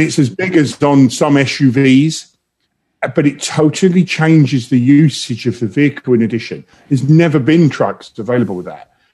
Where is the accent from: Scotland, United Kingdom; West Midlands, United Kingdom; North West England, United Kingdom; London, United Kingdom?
London, United Kingdom; moved away as an adult; now in Detroit, United States; I'm from London, um, originally